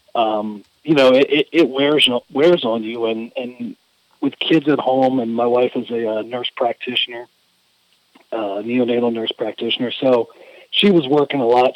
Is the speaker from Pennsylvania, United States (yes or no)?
no; Louisiana, United States; growing up in Louisiana